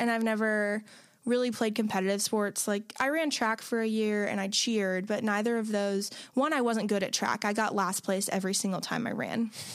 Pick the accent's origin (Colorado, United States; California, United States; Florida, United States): Florida, United States; my family are Jaguar fans because, like, we're from Florida